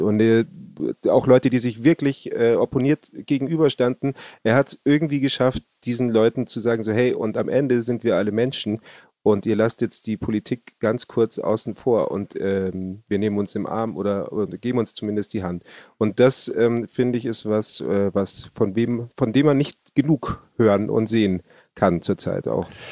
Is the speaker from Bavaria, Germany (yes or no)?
yes; Bavaria, Germany; bei uns in Bayern